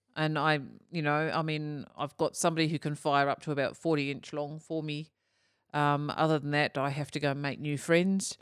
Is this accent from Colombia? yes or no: no; Australia; being Australian too